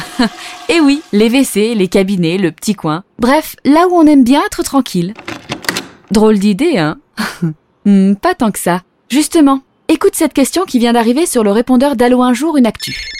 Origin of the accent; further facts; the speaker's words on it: France; chez nous, en France